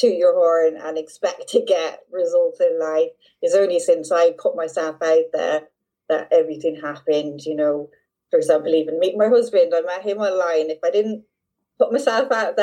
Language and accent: English; Dublin, Leinster, Ireland; now in Devon, United Kingdom; I'm in Devon in southwest England, and I'm originally from Dublin